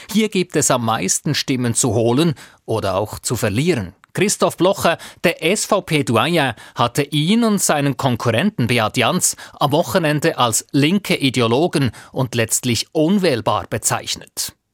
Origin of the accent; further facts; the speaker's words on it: Basel, Basel-Stadt, Switzerland; Ich bin da auch nicht sehr objektiv als Baslerin, aber ich glaube, es ist so, dass die Offenheit für beide da sind